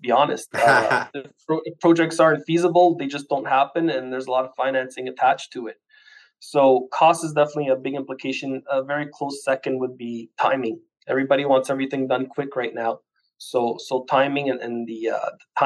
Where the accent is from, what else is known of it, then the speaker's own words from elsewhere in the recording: Ottawa, Ontario, Canada; also born or lived in Portugal; I was born in Portugal from a hard working immigrant family, landed in Canada when I was just shy of 3 years old. Done all my schooling in French, always stayed in the Ottawa area.